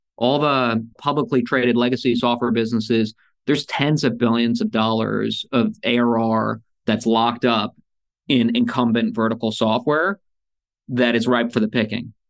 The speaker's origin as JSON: {"language": "English", "country": "United States", "tie": "born or raised there", "also_born_or_lived": "Soviet Union", "said": "when I was four years old, I got on a plane with a box of Legos, came to America"}